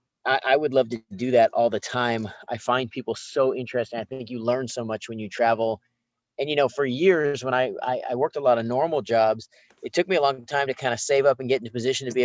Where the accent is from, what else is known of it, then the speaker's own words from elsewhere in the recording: Long Beach, California, United States; I was born in Long Beach, California, so I'm a local California kid